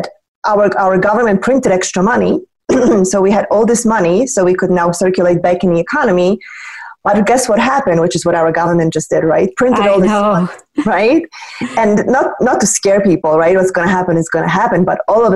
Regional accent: Poland; moved away; I was born and raised in Poland

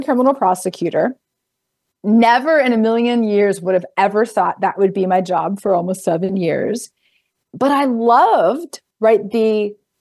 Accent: South Carolina, United States; moved away as an adult; also born or lived in Boston; I grew up in South Carolina

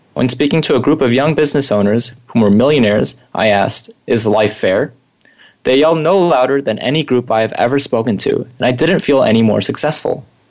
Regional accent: Bay Area, California, United States; growing up in the Bay Area

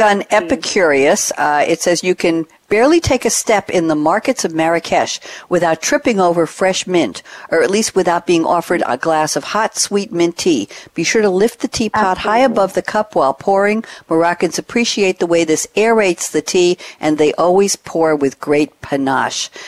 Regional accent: New York, United States; moved away; I'm formerly from New York

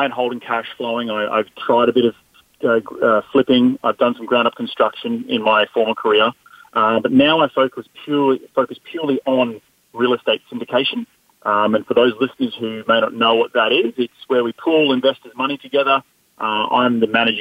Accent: Australia; moved away as an adult; now in United States; I'm not originally from America. I'm from down under, and I moved to the United States about 7 years ago

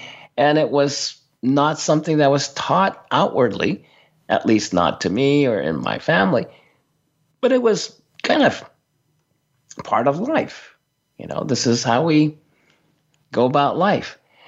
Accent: Tokyo, Japan; I was talking about growing up in Tokyo in a multi-ethnic, multicultural family and situation.

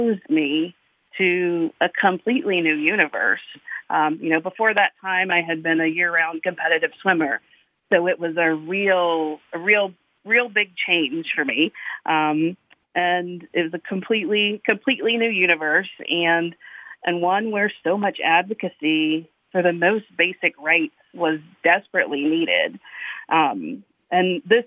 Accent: Eastern North Carolina, United States; I grew up in Eastern North Carolina. I was born and raised there

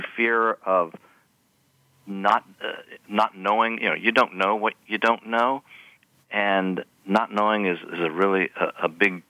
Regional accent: Kentucky, United States; I grew up in Kentucky

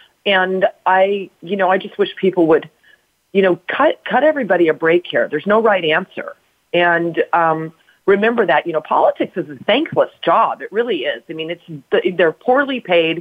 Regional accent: United States; I'm an American

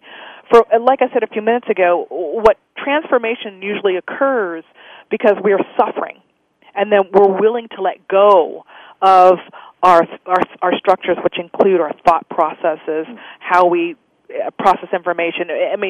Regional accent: United States; Well, for me, as an Indian, as a Native American, it's the relationship to God, the Creator, the universe, the trees, the stars.

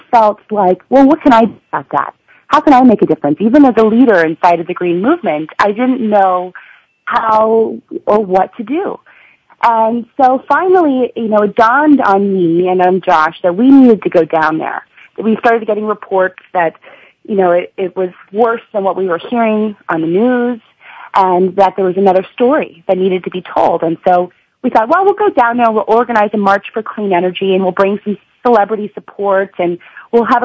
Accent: Vermont, United States; I'm from Vermont

